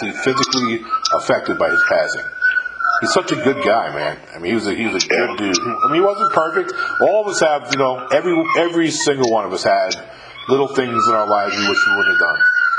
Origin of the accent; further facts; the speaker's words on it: New York, United States; also born or lived in Virginia / California / Texas / Mississippi; I've lived in 5 states in my life. Born and raised in New York, I lived in Virginia, California, Texas and Mississippi.